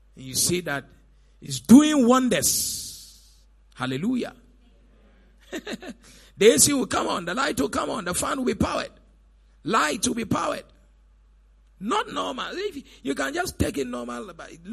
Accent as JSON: {"language": "English", "town": "Elmina", "region": "Central Region", "country": "Ghana", "also_born_or_lived": "Cape Coast", "said": "I actually come from Elimina."}